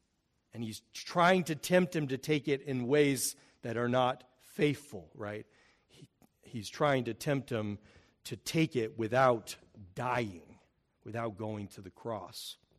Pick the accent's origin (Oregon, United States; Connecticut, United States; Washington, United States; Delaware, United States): Oregon, United States; I came from the Northwest, so we had Mount Hood right in my backyard.